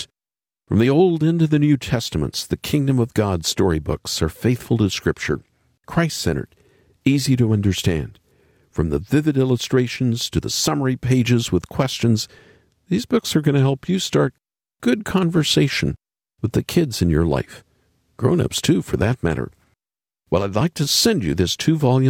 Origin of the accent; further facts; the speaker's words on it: United States; moved away; we have a funny tradition in my home country